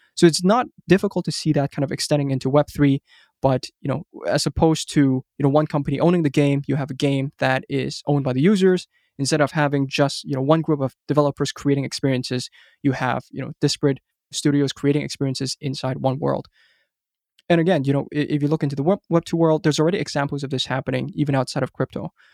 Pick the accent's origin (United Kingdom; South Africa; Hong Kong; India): Hong Kong; moved away as an adult; also born or lived in United States; I grew up in Hong Kong